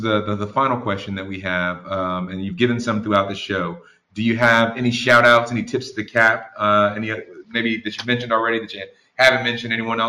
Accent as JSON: {"language": "English", "region": "South Carolina", "country": "United States", "tie": "born or raised there", "said": "Deborah happened to be speaking in my home state of South Carolina for Martin Luther King Day this year."}